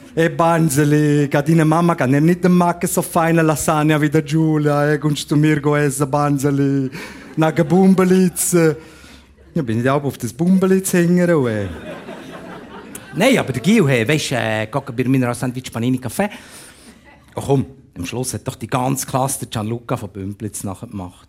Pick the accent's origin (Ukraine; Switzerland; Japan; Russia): Switzerland; Bern; accent: Bernese German; now in Zurich, Switzerland; wenn du als Berner in Zürich lebst